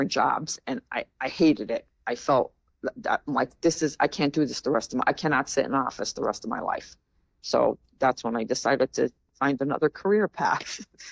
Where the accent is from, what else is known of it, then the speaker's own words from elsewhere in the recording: Plains, Pennsylvania, United States; I grew up in Plains. So I went to Wilkes-Barre Area School District. So I was born and raised there and stayed there my whole life